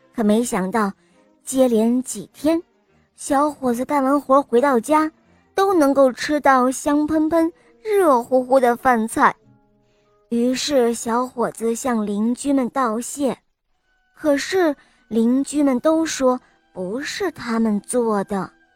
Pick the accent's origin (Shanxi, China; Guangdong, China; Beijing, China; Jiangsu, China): Shanxi, China; Taiyuan; 今年四岁，我来自山西泰阮